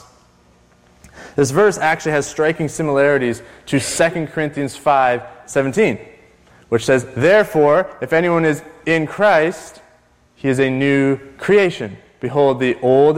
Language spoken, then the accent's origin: English; Canada; I'm still a white male Canadian